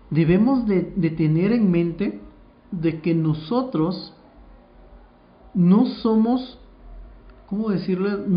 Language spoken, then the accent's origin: Spanish; Guatemala; no se me olvida de que yo soy guatemalteca y no se me olvida mi tierra que es Guatemala